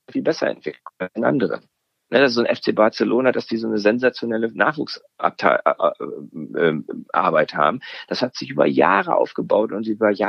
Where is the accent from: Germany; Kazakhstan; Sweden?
Sweden; Ne, ich als Schwede, für mich ist es sehr magnetisch